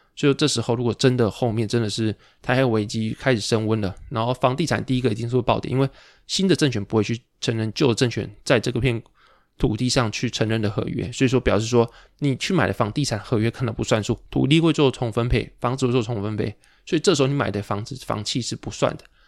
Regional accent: Pingtung, Pingtung County, Taiwan; 我小时候到长大，没有人会跟我讲台语， 所以导致说我可能是屏东长大或屏东出生，但是我完全不会讲台语

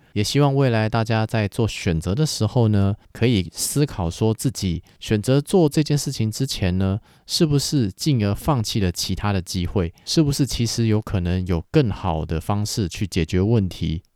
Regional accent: Taiwan; 我们台湾人们呢，其实说到底是一开始以农耕社会为主的华人社会

